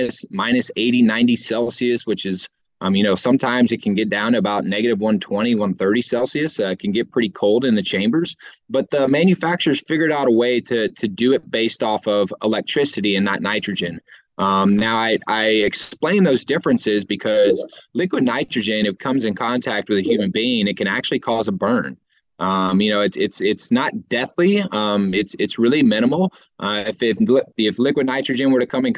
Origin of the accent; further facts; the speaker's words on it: Houston, Texas, United States; I'm from Houston, Texas, where, 10 months out of the year, it's 100 degrees